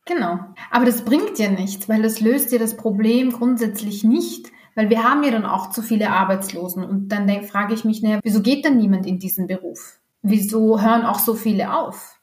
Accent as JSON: {"language": "German", "country": "Austria", "said": "hier bei uns in Österreich"}